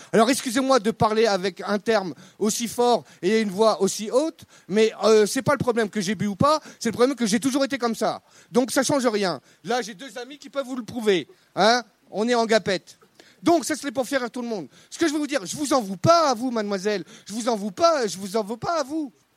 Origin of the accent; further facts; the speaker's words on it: Brittany, France; je, suis breton, hein, indépendantiste